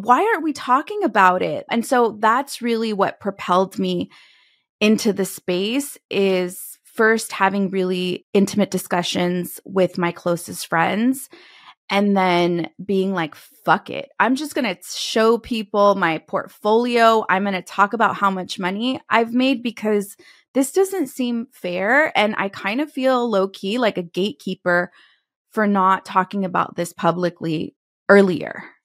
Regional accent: California, United States; moved away as an adult; also born or lived in Texas; back to my home state from Texas, headed to California

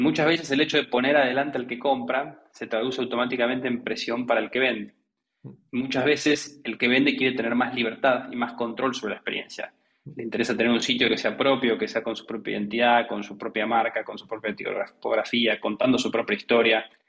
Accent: Argentina; accent: Argentine; soy Argentina por mi, por mi acento

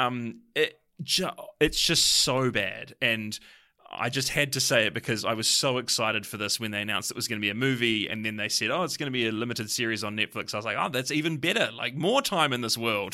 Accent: New Zealand; as a New Zealander

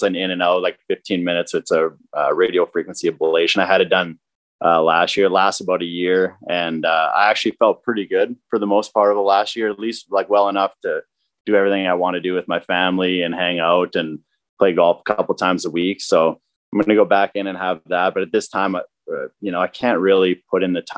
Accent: Weyburn, Saskatchewan, Canada; I'm from Weyburn, Saskatchewan

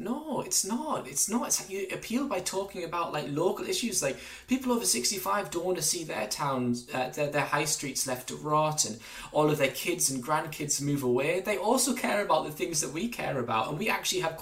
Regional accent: Durham, North East England, United Kingdom; when I grew up in Durham under New Labour

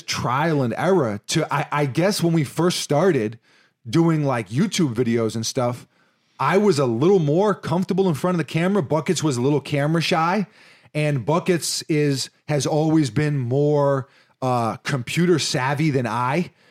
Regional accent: New York City, New York, United States; It's like, you know, growing up in New York City, it's like, Florida, it's paradise.

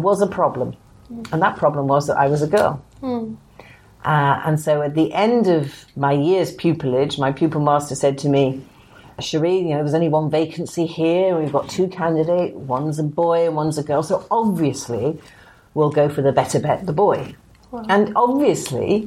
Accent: Liverpool, North West England, United Kingdom; I was brought up in Liverpool, in an ordinary working class family there.

